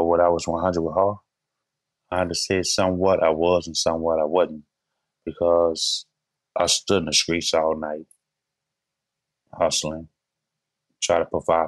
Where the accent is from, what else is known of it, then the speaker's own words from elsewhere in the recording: New Orleans, Louisiana, United States; I was born in New Orleans, Louisiana, raised in the Lower Nine.